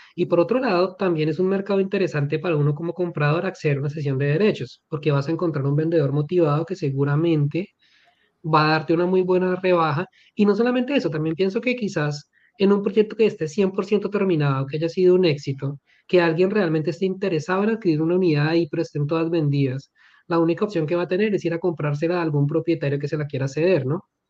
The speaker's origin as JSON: {"language": "Spanish", "country": "Colombia", "said": "amo mi país, soy colombiano"}